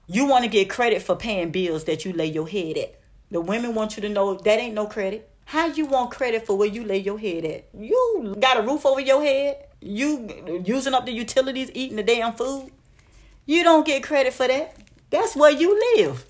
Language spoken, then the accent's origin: English; Miami, Florida, United States; I'm from Dade County, Liberty City, three oh five